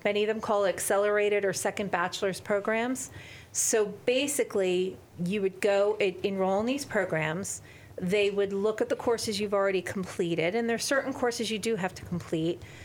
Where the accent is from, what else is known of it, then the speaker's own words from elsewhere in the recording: New Jersey, United States; I am from New Jersey. I love New Jersey.